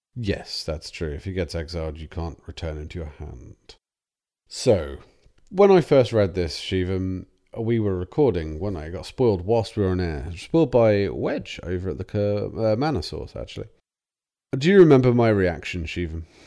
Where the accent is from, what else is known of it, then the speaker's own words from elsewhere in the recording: England, United Kingdom; We're English.